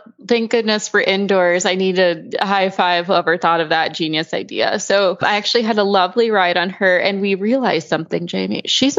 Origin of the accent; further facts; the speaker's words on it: South Haven, Michigan, United States; I'm actually from South Haven, Michigan, which is hella worse in the winter. You get the lake effect snow.